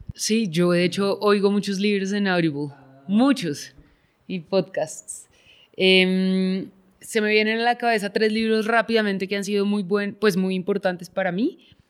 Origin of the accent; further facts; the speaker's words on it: Bogotá, Colombia; yo crecí afuera, en Bogotá